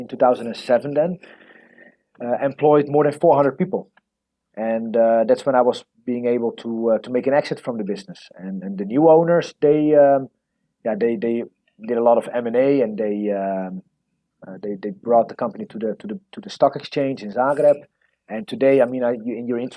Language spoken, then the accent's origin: English; Netherlands; moved away as an adult; now in Croatia; I was born and raised in the Netherlands